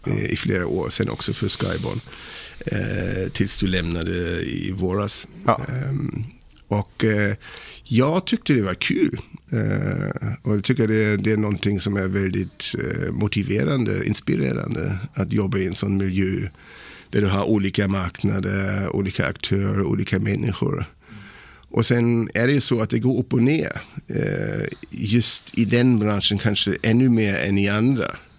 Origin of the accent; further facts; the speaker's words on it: Kiel, Schleswig-Holstein, Germany; Swedish is a second language; moved away as an adult; now in Sweden; jag är född i Tyskland, i Kiel